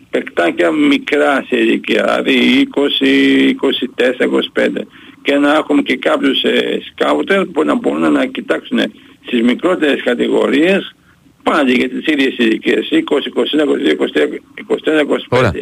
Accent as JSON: {"language": "Greek", "country": "Greece", "said": "να πούμε ένα με πολύ μεγάλο και θερμό ευχαριστώ ως Έλληνας και ως φίλαθος στον Νίκο τον Γκάλη"}